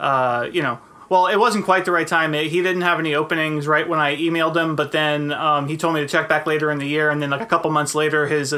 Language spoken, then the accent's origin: English; New Jersey, United States; moved away as an adult; also born or lived in Florida; now in California, United States; So I moved back to New Jersey. You know, I'm from New Jersey. I went to school in Florida. And so I moved back to New Jersey